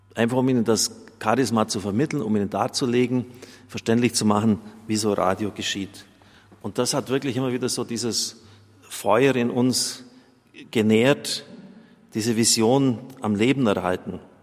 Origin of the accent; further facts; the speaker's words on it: Germany; bei uns in Deutschland